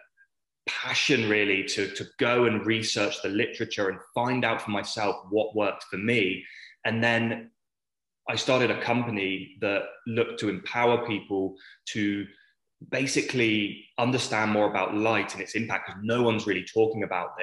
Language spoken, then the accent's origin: English; England, United Kingdom; accent: British; moved away as an adult; now in Australia; I grew up in a small town in England